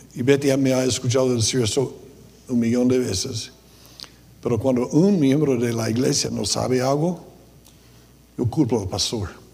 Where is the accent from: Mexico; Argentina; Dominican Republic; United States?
United States; Spanish is a second language; moved away; soy gringo